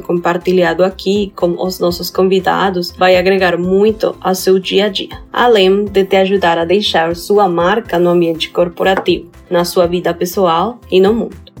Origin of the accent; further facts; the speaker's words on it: Colombia; Portuguese is a second language; now in Brazil; sou da Colômbia uma colombiana que trabalha com pessoas de todo o mundo